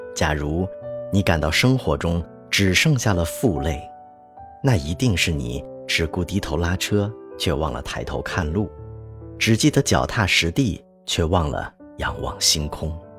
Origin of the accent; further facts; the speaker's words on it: Northeast China, China; moved away; 我是一个东北人